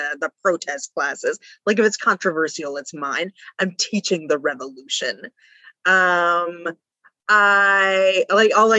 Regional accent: West Texas, United States; moved away as an adult; also born or lived in Breckenridge, Texas / Permian Basin; now in Brockport, United States; But after that, we moved all around West Texas.

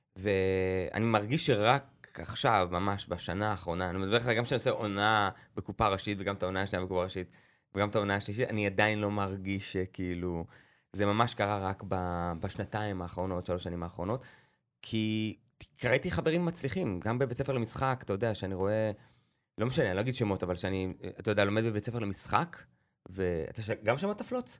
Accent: Beit Zera, Northern District, Israel; גדלתי בקיבוץ, בבית זרע, בעמק הירדן

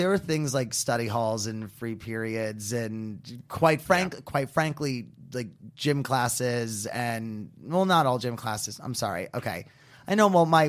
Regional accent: New York, United States; because I'm from New York, and when Bloomberg was the new mayor in New York City

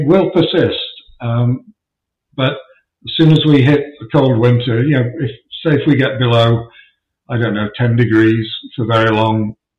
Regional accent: England, United Kingdom; I don't like summer. I'm English. I don't like heat and humidity.

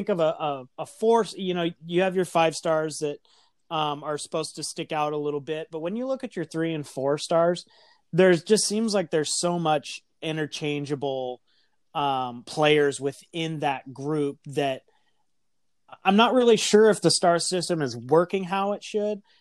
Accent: Philadelphia, Pennsylvania, United States; born or raised there; moved away; also born or lived in Southern California

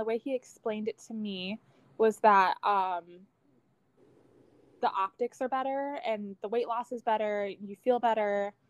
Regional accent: Michigan, United States; I'm from Michigan

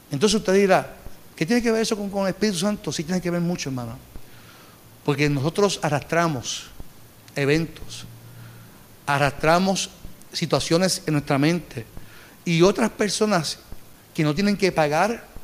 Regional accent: Carolina, Puerto Rico; Porque yo, soy de Carolina.

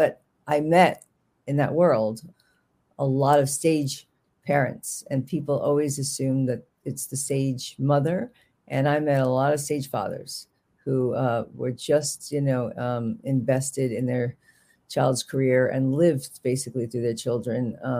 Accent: New York, United States; accent: Bronx; I was living in Manhattan, which my accent comes out a little bit, but I had a very heavy Bronx accent that I lost in Manhattan

